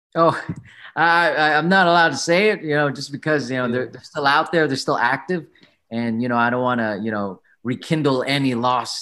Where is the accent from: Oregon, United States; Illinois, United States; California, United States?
California, United States; San Diego; I was born in San Diego. I'm a proud Filipino American. My mom's from, you know, Pampanga. My dad's from Manila